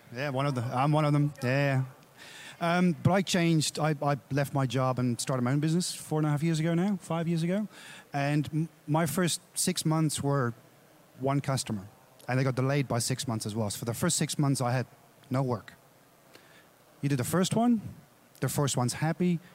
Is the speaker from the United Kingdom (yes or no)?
no; Australia; I'm from Australia